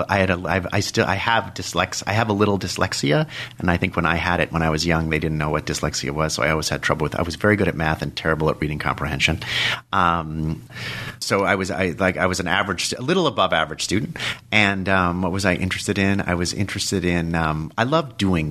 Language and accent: English; Dobbs Ferry, New York, United States; also born or lived in Los Angeles, California / Manhattan, New York / Watertown, Connecticut / France; we moved to New York when I was 4 or 5 years old. I lived with my mother during the weekend, Dobbs Ferry in Westchester, and my dad lived on 74th Street, on East 74th Street in Manhattan